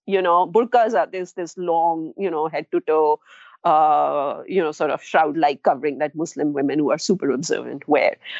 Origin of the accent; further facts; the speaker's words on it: India; moved away; also born or lived in New Delhi; I'm from India